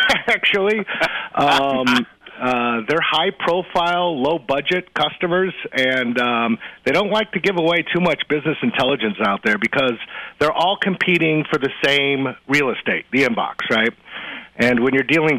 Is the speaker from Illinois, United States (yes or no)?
yes; Champaign, Illinois, United States; Growing up on the Plato system, Novanet, the Cray 2000 by CDC in Champaign-Urbana, Illinois